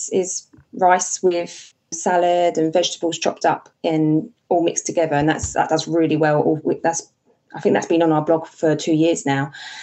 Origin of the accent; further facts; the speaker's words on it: United Kingdom; we are British